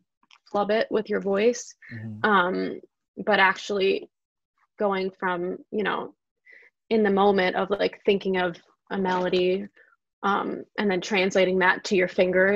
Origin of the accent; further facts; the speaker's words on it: New York City, New York, United States; I came from South Brooklyn, taking the train all the way up to 67th Street